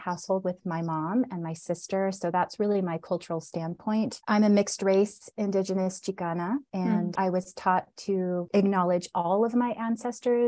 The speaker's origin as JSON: {"language": "English", "region": "Southern Oregon", "country": "United States", "tie": "born or raised there", "moved": "yes", "lives_now": "Denver, United States", "said": "So we moved to Southern Oregon when I was about 4 years old and we moved to a small, rural, predominantly white town"}